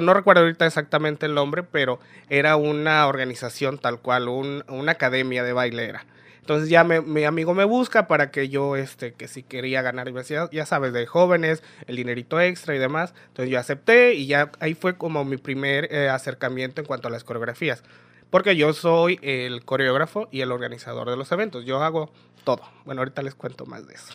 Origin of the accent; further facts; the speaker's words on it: Nuevo Laredo, Tamaulipas, Mexico; moved away as an adult; now in Ciudad Isla, Mexico; nací aquí en Isla, soy oriundo de Ciudad Isla, pero eh, solamente estudié hasta primer año de primaria, de ahí ya sabes, eh, los papás para buscar el sueño americano, que mis papás decidieron irlo a buscar, nos mudamos este, a otra ciudad, nos fuimos a vivir a Nuevo Laredo, a Tamaulipas, no Texas, Tamaulipas. Y allá estudié lo que fue desde segundo año de primaria hasta mi preparatoria